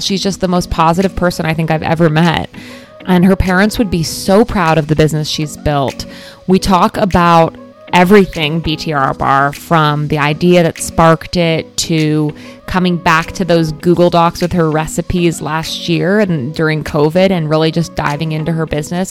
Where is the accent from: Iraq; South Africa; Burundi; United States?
United States; Florida; growing up in Florida